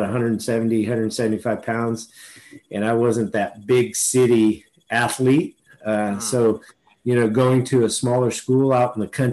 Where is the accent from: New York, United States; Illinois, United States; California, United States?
California, United States; Fresno; I'm from Fresno. Oh, I grew up, in the Fresno High area, and went to Washington Union High School